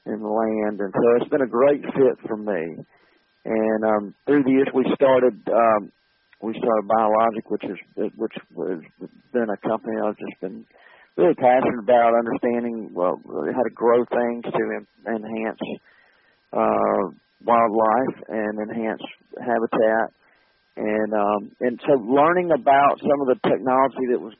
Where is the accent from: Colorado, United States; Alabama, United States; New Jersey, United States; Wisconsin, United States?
Alabama, United States; Montgomery; went to school in Alabama. I grew up in Montgomery, Alabama, and and uh, went to Auburn in Montgomery, and um, and stayed in Montgomery